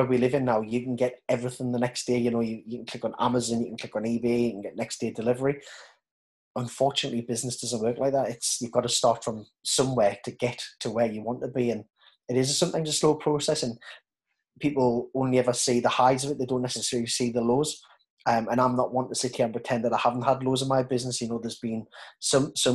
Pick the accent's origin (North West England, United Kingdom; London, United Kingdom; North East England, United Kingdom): North East England, United Kingdom; Newcastle upon Tyne; accent: Geordie; as a Geordie